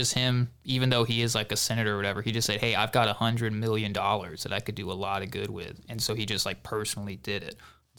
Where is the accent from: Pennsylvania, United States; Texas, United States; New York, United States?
Texas, United States; Baytown; The dirty Baytown.